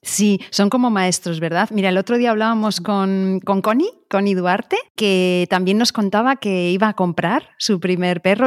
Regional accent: Biscay, Basque Country, Spain; en Vizcaya, que también es mi tierra

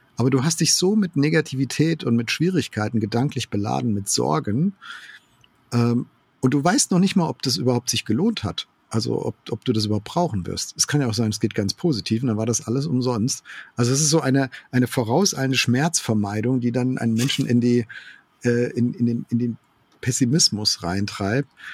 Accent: Germany; wir als Deutsche

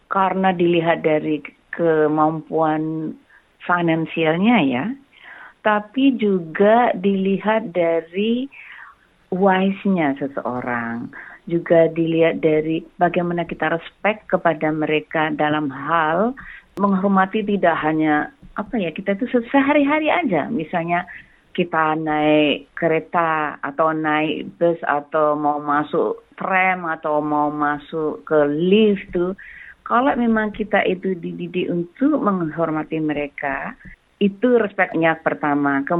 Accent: Java, Indonesia; karena saya dari Jawa, jadi kalau saya belum kenal banget, saya selalu mengatakan Mbak atau Kak atau Bu atau Pak

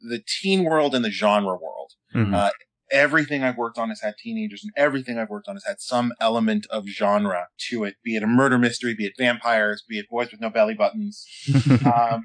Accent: Colorado, United States; I grew up in Colorado, and I have family that has been kind of in the Western United States since the early 20th century

